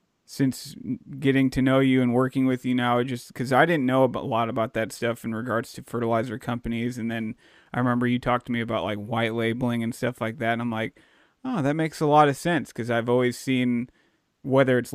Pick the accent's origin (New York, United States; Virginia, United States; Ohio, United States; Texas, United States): Texas, United States; Dallas; I grew up in Dallas